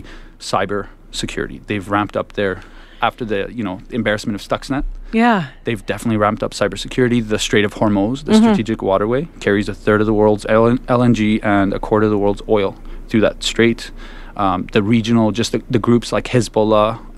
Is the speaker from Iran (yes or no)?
yes; Iran; now in Canada; I was born in Iran